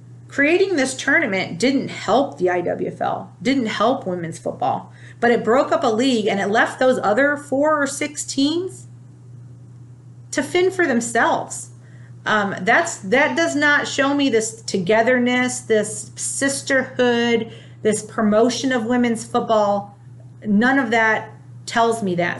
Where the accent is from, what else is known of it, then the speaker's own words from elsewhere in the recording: Ohio, United States; I'm from Ohio